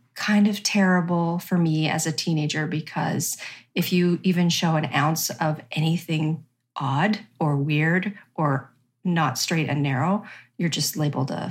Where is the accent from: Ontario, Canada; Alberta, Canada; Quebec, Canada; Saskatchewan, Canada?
Saskatchewan, Canada; Regina; I grew up in Regina, Saskatchewan